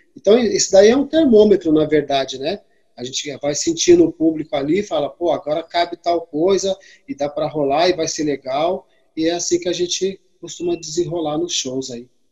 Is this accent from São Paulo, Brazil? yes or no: yes; São Sebastião, São Paulo, Brazil; now in São Paulo, Brazil; eu sou natural lá de São Sebastião, né, do litoral norte de São Paulo. E é, em São Paulo, capital, eu tô mais ou menos há uns 18 anos